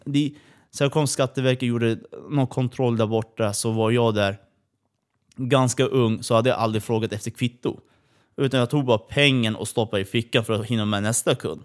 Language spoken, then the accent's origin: Swedish; Kurdistan, Iran; now in Sweden; Vi flydde från Iran.